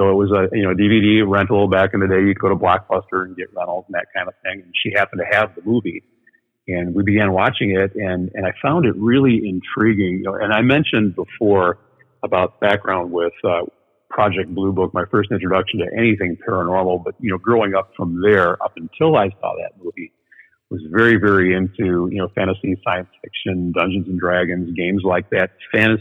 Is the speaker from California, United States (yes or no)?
no; Sycamore, Illinois, United States; I grew up in the Chicagoland area. We're about 60 miles west of Greater Chicago in a small town called Sycamore, Illinois